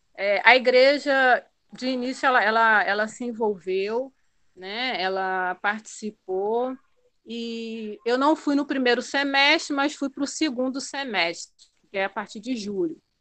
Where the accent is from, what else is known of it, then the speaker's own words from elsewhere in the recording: Macaé, Rio de Janeiro, Brazil; moved away as an adult; now in Guinea-Bissau; eu sou macaense, da cidade de Macaé, né, no estado do Rio de Janeiro